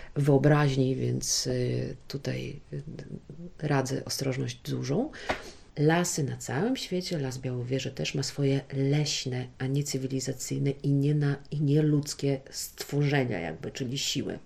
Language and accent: Polish; Podlaskie Voivodeship, Poland; tutaj u nas na Podlasiu